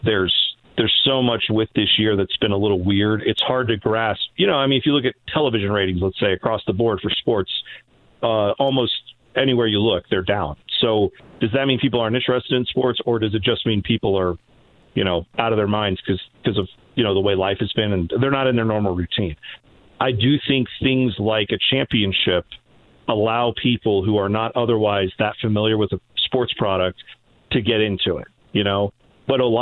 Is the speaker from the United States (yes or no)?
yes; Columbus, Ohio, United States; I grew up in Columbus. I've lived here my whole life.